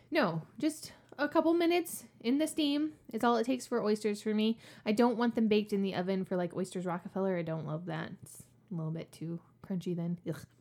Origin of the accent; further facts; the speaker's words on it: New Orleans, Louisiana, United States; moved away; I actually am from New Orleans. Like, New Orleans, New Orleans.